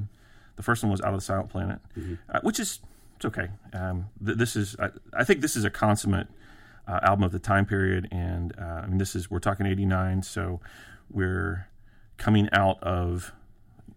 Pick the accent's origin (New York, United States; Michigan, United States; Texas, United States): Texas, United States; Houston; This is a my hometown.